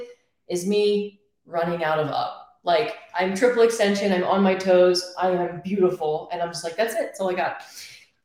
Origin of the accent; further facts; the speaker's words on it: Philadelphia, Pennsylvania, United States; moved away as an adult; I'm from Pennsylvania, Philadelphia, Northeast. I have lived there my entire life up until my daughter was two